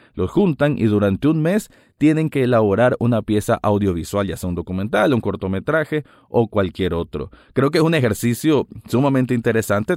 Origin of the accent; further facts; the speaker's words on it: Nicaragua; aquí en mi país Nicaragua